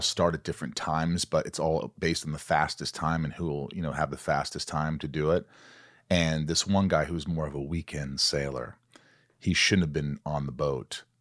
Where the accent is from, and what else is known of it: Southern Indiana, United States; born or raised there; moved away; also born or lived in New York